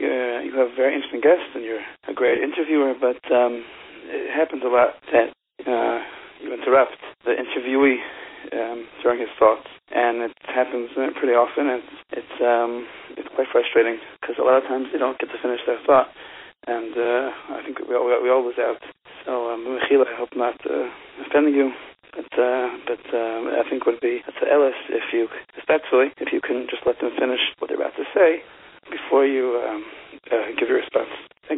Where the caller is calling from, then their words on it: Israel; Hi, I'm calling from Eretz Yisrael.